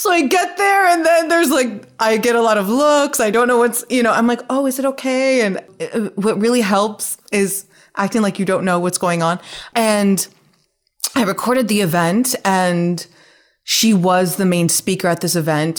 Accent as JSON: {"language": "English", "region": "Nevada", "country": "United States", "moved": "as an adult", "lives_now": "New York, United States", "said": "I'm from Nevada"}